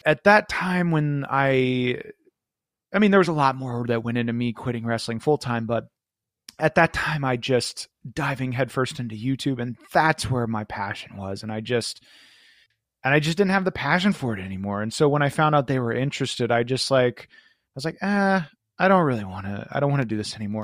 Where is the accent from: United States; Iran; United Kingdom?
United States; Florida; I was from Florida